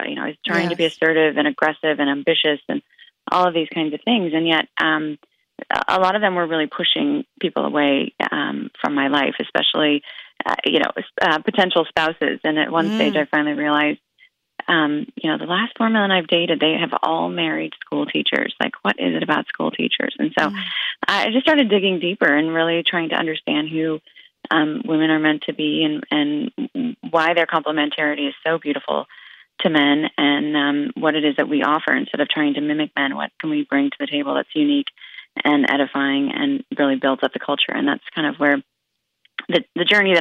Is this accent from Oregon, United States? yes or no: yes; Oregon, United States; I grew up in Oregon